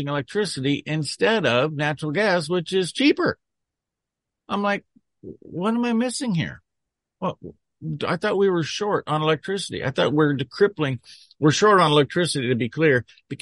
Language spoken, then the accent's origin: English; Nebraska, United States; my home state of Nebraska